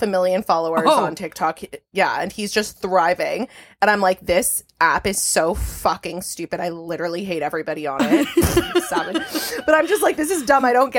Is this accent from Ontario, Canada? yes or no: yes; Toronto, Ontario, Canada; I'm born and raised in Toronto